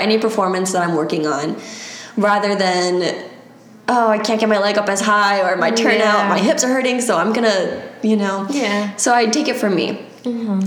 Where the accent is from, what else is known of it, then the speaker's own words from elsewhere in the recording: Maryland, United States; moved away as an adult; now in Florida, United States; I'm from Maryland originally